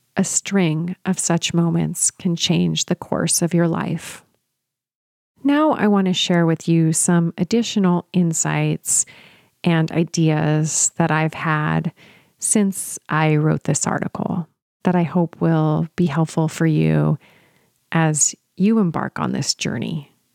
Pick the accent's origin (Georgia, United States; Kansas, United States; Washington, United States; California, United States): California, United States; San Luis Obispo; moved away as an adult; I had moved back to my hometown of San Luis Obispo with my husband